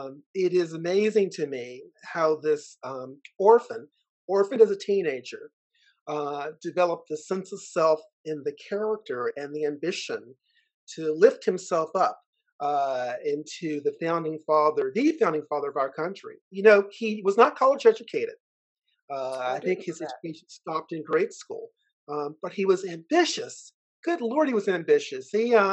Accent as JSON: {"language": "English", "area": "Chesterfield County", "region": "Virginia", "country": "United States", "tie": "born or raised there", "said": "I grew up in Chesterfield County, Virginia"}